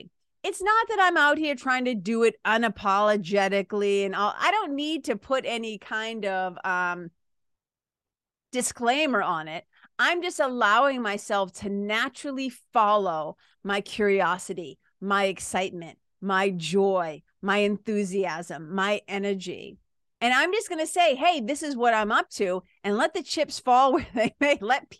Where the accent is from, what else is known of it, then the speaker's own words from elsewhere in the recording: Lawrence, Massachusetts, United States; Like, I come from Lawrence, Massachusetts, Boston, Massachusetts, right?